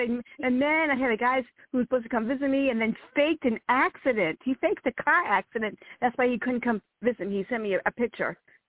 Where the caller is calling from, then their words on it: Virginia, United States; I'm calling … from Virginia.